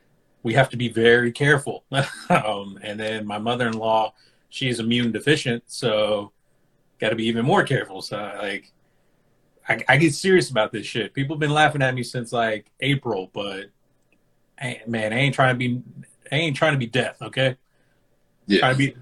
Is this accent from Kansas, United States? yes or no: no; Texas, United States; me being from Texas and how much of a relief it was that I wasn't Republican.